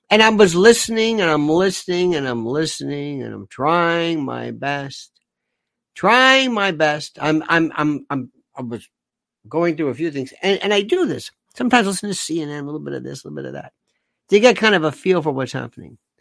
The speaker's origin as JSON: {"language": "English", "country": "United States", "said": "I'm an American citizen. I don't live there"}